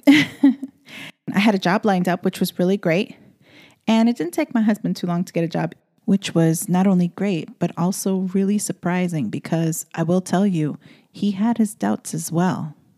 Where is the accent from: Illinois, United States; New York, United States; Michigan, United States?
New York, United States; New York City; moved away as an adult; I am born and bred in the Bronx, and all I knew and understood was the city life and being in the daily runaround of New York City